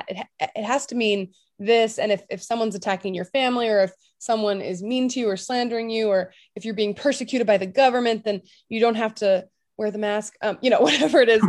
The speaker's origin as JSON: {"language": "English", "region": "California", "country": "United States", "also_born_or_lived": "Tulsa, Oklahoma", "moved": "as an adult", "said": "I'm from California"}